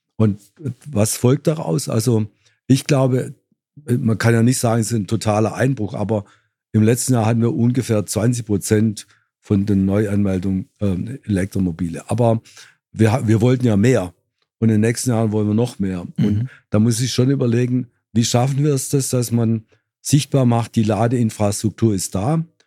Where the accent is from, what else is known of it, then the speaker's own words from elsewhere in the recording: Swabia, Germany; als Schwabe